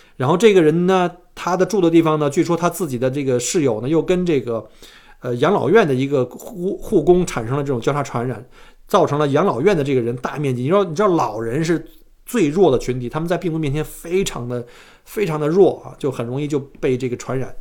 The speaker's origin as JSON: {"language": "Chinese", "country": "China", "moved": "yes", "lives_now": "Australia", "said": "我们中国人都很规矩啊"}